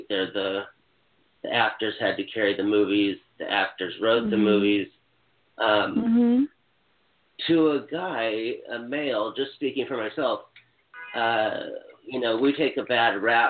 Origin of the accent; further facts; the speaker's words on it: Hawaii, United States; I'm from Hawaii.